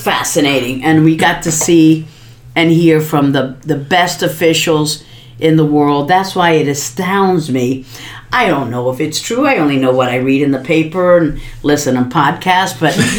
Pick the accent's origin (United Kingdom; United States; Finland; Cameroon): United States; Miami, Florida; President Trump was just in my hometown in Miami. We have a very large Hispanic population